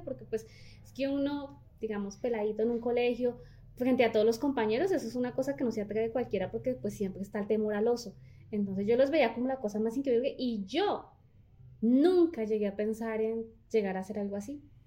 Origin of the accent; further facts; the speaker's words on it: Líbano, Tolima, Colombia; inicialmente nací en el Líbano